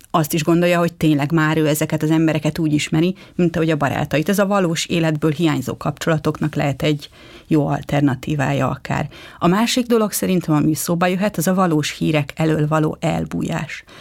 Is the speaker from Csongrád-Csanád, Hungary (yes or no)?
no; Budapest, Hungary; tőzsgyökeres budapestiként